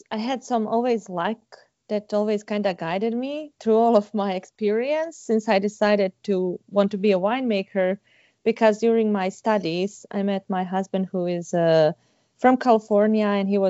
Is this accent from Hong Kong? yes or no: no; Sarajevo, Bosnia & Herzegovina; moved away as an adult; also born or lived in Santa Barbara; I am from Bosnia, Sarajevo, and I studied food sciences back at home